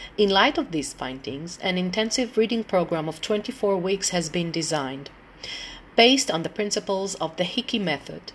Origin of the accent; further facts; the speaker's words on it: Tel Aviv, Tel Aviv District, Israel; I'm from Israel, um, Tel Aviv.